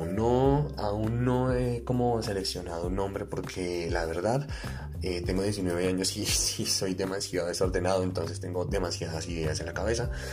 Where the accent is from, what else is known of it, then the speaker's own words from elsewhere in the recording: Colombia; soy un colombiano de pie